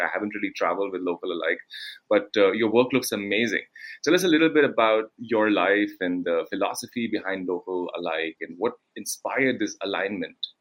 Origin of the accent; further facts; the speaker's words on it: India; I come from India